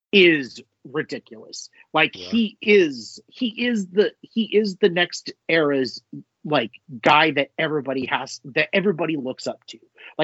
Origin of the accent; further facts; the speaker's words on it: Los Angeles, California, United States; It's like my hometown, LA.